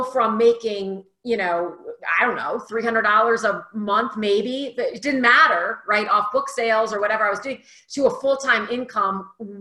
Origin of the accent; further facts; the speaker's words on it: Delaware, United States; now in Phoenix, United States; Originally, I'm from the East Coast, Delaware. I've slowly moved my way west. I'm now in Phoenix, Arizona.